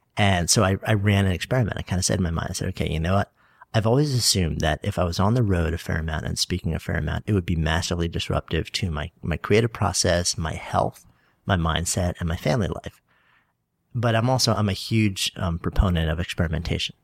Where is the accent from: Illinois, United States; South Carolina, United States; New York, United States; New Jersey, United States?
New York, United States; Port Washington; now in New York City, United States; I was East Egg from the Great Gatsby, Port Washington